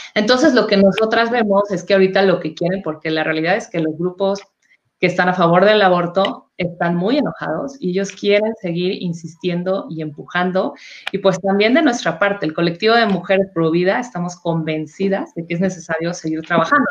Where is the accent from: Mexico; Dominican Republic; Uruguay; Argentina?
Mexico; nuestro país